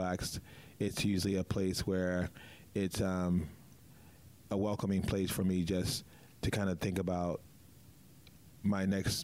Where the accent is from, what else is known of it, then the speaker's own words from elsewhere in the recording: Baltimore, Maryland, United States; moved away; also born or lived in New York; I'm from Baltimore